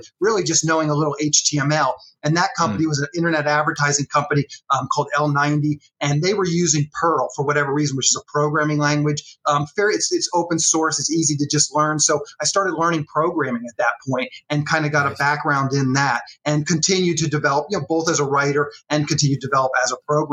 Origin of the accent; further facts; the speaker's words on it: Annapolis, Maryland, United States; moved away as an adult; I grew up in Annapolis, Maryland.